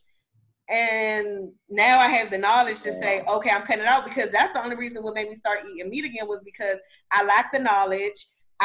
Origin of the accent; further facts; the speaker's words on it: United States; I'm American